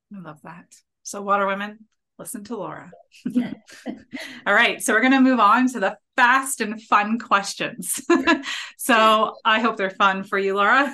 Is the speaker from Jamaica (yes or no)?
no; Ontario, Canada; I'm from Ontario too